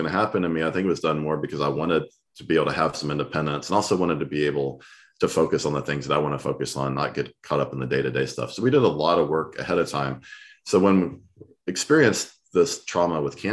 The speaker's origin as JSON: {"language": "English", "region": "Texas", "country": "United States", "said": "I'm from Texas"}